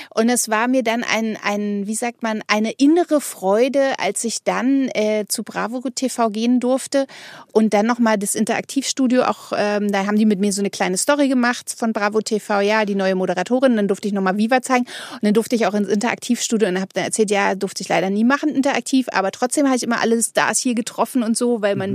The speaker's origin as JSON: {"language": "German", "region": "Berlin", "country": "Germany", "tie": "born or raised there", "said": "in Berlin, wo man groß geworden ist, also ich zumindest"}